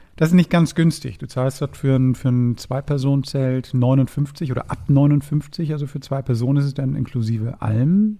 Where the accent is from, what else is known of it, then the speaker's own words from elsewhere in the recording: Hamburg, Germany; als Hamburger